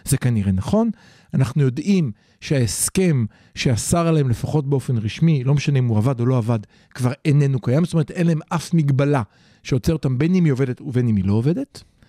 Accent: Israel

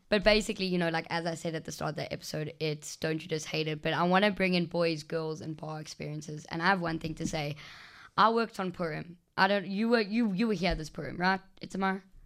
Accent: South Africa; I'm going from South Africa

